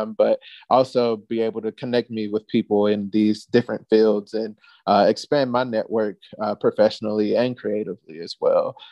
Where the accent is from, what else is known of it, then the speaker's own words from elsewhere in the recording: the South, United States; moved away as an adult; I love my hometown, don't get me wrong, but it's the South